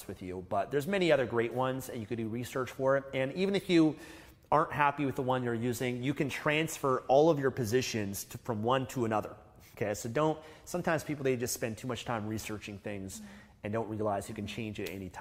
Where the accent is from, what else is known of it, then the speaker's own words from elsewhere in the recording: Canada; we're from Canada, that's where we started investing